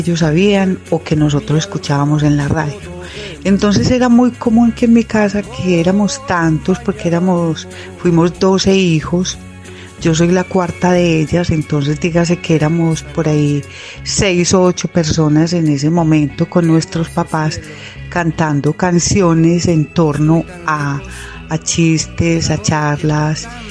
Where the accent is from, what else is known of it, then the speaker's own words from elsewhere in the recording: Sonsón, Antioquia, Colombia; yo soy de Sonsón, eh, con una familia muy numerosa